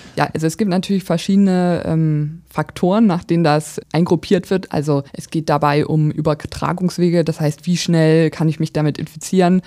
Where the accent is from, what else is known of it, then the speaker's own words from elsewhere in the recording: Braunschweig, Lower Saxony, Germany; Also ich bin ursprünglich auch in Braunschweig geboren, dann eher auf dem Land aufgewachsen, aber zum Studium dann wieder zurückgekommen